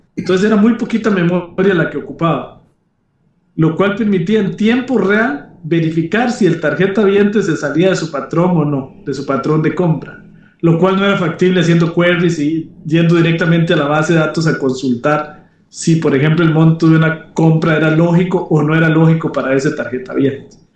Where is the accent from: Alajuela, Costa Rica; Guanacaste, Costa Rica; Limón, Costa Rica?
Alajuela, Costa Rica; Grecia; moved away as an adult; also born or lived in San José, Costa Rica / France; yo soy originario de, Grecia, Alajuela, Costa Rica. Este, y pues ahí hice mis estudios de primaria y secundaria